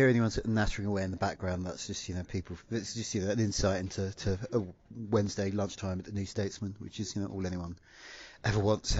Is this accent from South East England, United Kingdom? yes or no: no; London, United Kingdom; I'm from outer London. I'm from the Essex bit of outer London, which, as you say, was largely places that grew up as dormitory suburbs around tube and train lines into London.